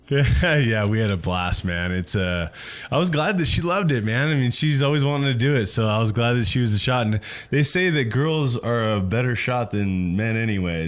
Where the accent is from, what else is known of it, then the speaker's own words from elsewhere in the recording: Santa Clarita, California, United States; I grew up in, uh, in Los Angeles, okay. just north of LA, uh, downtown there, in a little place called uh, Santa Clarita Valley, um, Valencia. Um, uh, just grew grew up there, born and raised